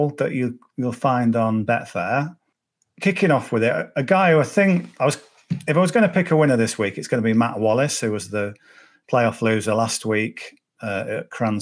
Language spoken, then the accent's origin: English; Cumbria, North West England, United Kingdom; I'm from Cumbria, so Carlisle's an hour away. So every school child in my class was a Liverpool fan